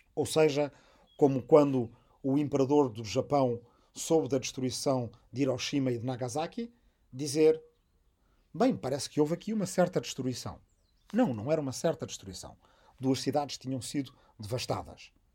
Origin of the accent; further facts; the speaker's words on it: Arrifana, Portugal; moved away; also born or lived in Massachusetts, United States / Azores; minha aldeia de Arrifana